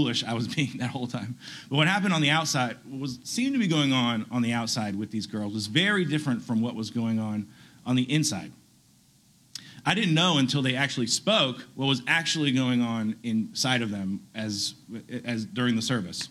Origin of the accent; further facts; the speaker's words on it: Chattanooga, Tennessee, United States; I'm originally from Chattanooga